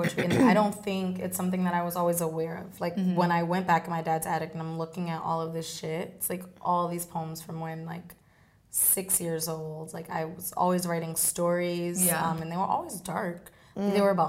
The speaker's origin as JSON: {"language": "English", "town": "Boston", "region": "Massachusetts", "country": "United States", "also_born_or_lived": "Cape Verde", "moved": "yes", "lives_now": "New York, United States", "said": "I'm from Boston, yeah."}